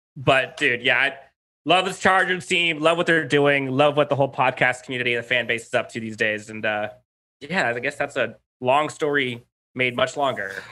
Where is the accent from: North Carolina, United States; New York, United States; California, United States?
California, United States; San Diego; also born or lived in La Mesa / El Cajon; I grew up in Southern California, so I grew up in San Diego, so I was in La Mesa, uh, area for a bit, El Cajon